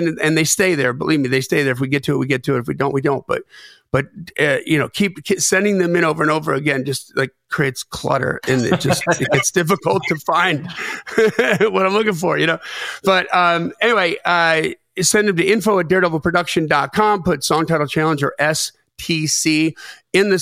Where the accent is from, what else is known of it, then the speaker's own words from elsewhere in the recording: Lake Geneva, Wisconsin, United States; moved away; also born or lived in Delavan, Wisconsin; I grew up in Lake Geneva, Wisconsin, Delvin, Wisconsin. So southeastern, just about an hour and 15 minutes north of Chicago.